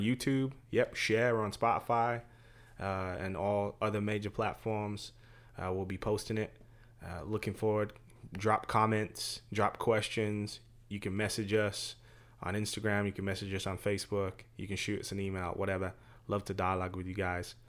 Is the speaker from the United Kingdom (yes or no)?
yes; England, United Kingdom; moved away; I'm from England. We're naturally a little bit more stoic